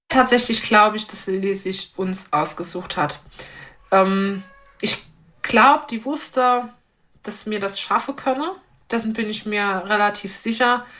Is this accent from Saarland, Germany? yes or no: yes; Eppelborn, Saarland, Germany; moved away as an adult; now in St. Wendel, Germany; Ich komme aus dem Raum Eppelborn